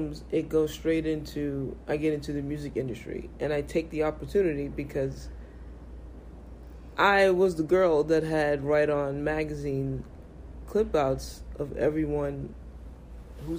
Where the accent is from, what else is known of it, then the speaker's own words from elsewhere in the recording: New York City, New York, United States; I'm from Brooklyn. I'm 19.